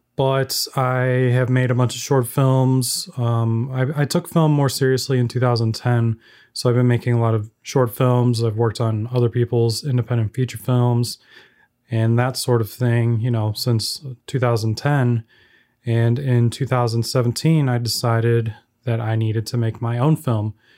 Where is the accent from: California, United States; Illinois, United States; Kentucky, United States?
Illinois, United States; Chicago; I'm a filmmaker from the Chicagoland area